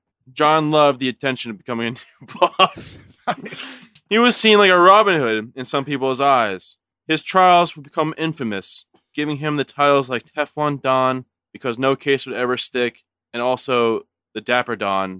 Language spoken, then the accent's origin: English; North Dakota, United States; I'm from North Dakota